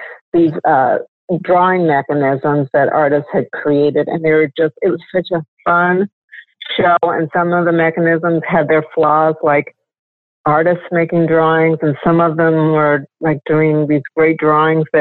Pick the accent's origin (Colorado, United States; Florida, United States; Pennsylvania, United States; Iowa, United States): Colorado, United States; Pueblo; moved away as an adult; also born or lived in Seattle, Washington / Grand Junction, Colorado; now in Riverside, United States; I grew up in Colorado. Well, Seattle first for a short while, and then Colorado, mostly in Pueblo, Colorado